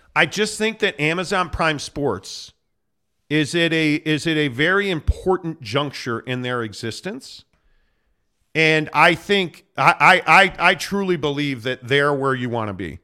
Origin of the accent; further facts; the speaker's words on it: Chicago, Illinois, United States; now in Utah, United States; it's my hometown, dude. I love Chicago